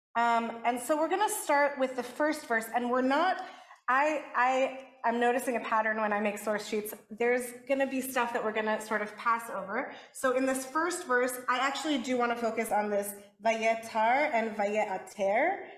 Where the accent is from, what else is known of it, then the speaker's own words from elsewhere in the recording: Los Angeles, California, United States; because I'm from